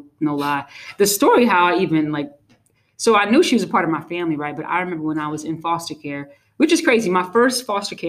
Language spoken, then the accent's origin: English; New York City, New York, United States; I grew up in Brooklyn, New York